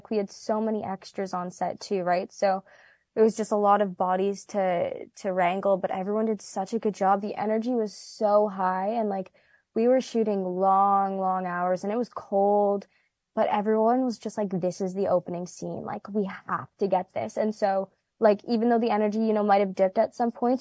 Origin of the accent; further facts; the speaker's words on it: Canada; us Canadians